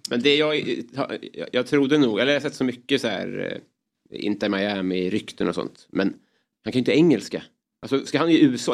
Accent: Kallhäll, Stockholm County, Sweden; Jag är också från Kallhäll

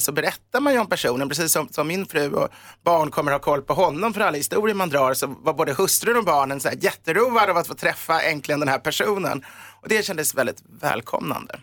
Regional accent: Sweden; also born or lived in Germany; jag är svensk

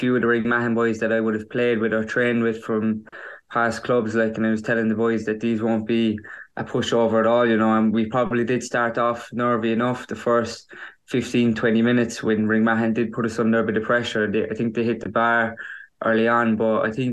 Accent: County Kerry, Ireland; playing for my own club, my hometown club

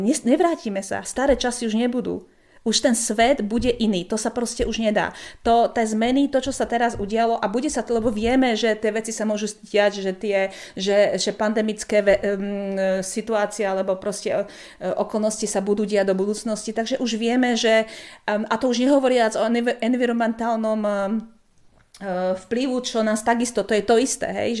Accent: Slovakia; moved away; keďže som zo Slovenska pôvodne

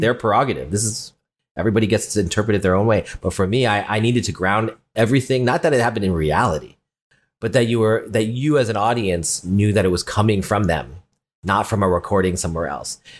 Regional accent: California, United States; I'm not Latino, I'm from California, the other side, from a Chinese restaurant, uh, owners.

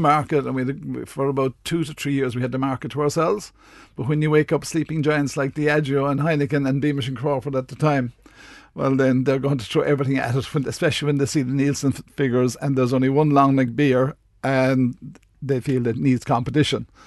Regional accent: Midleton, Munster, Ireland; I'm from Middleton

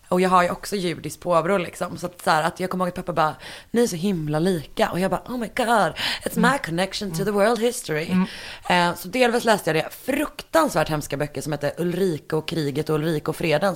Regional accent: Partille, Västra Götaland, Sweden; i den lokala bokhandeln i Partille där jag är ifrån

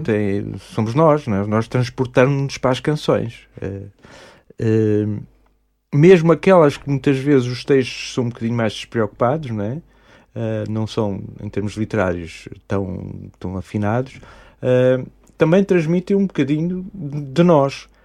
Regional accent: Mozambique; now in Tomar, Portugal; eu sou moçambicano, nasci em Moçambique

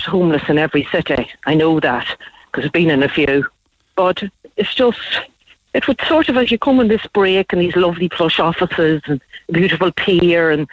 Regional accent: Fermanagh, Northern Ireland, United Kingdom; now in Laois, Ireland; I'm from Fermanagh, but we were coming from Laois

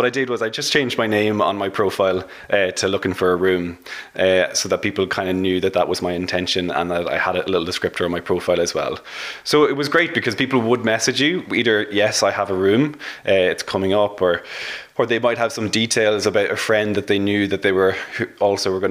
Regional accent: Dublin, Leinster, Ireland; I'm from Dublin

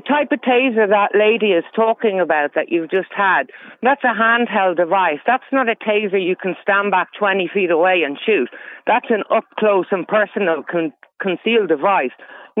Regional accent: Galway, Connacht, Ireland; now in Spain; I grew up in Galway

